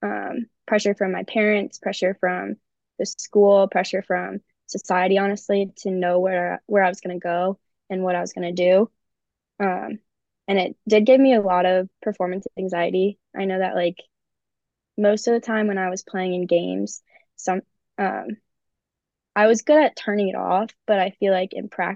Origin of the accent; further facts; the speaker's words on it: Naperville, Illinois, United States; also born or lived in Spartanburg, South Carolina; Well, I say Chicago, but I'm really from Naperville, Illinois. It's easier to say Chicago, but I grew up in Naperville.